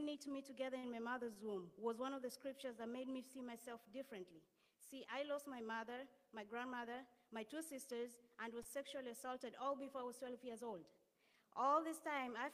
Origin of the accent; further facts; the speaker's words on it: Kenya; moved away as an adult; now in Connecticut, United States; I'm originally from Kenya, and I moved here 4 years ago.